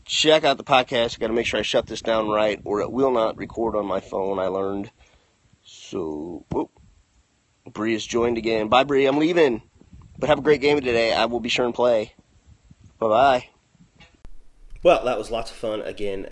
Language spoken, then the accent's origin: English; Missouri, United States; I am from Missouri